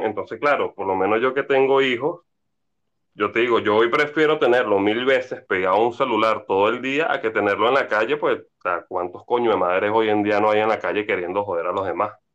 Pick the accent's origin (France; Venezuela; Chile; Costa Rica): Venezuela